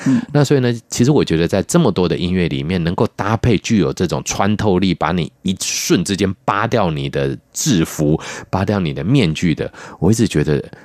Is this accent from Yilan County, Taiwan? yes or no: no; Chiayi, Taiwan; 在我们嘉义那边